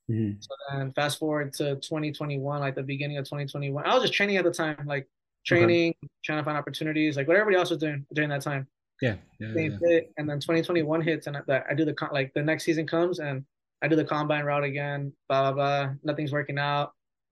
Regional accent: Chicago, Illinois, United States; Like we're from Chicago and then drive an hour.

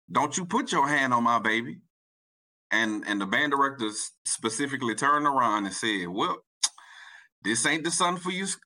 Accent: New Orleans, Louisiana, United States; I'm, I'm, I'm from New Orleans, bro.

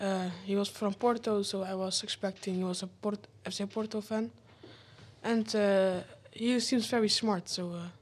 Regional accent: Netherlands; I'm from the Netherlands, and I'm 12 years old.

